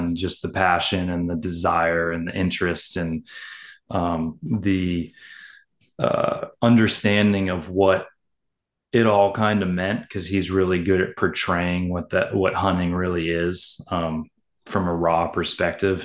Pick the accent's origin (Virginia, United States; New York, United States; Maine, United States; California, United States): Maine, United States; growing up here as a kid